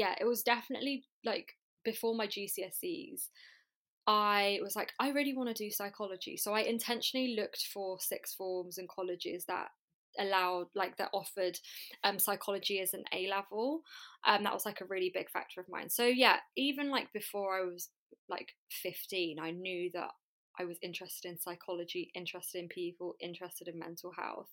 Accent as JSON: {"language": "English", "region": "London", "country": "United Kingdom", "tie": "born or raised there", "said": "I grew up in East London, went to primary school in Bethnal Green."}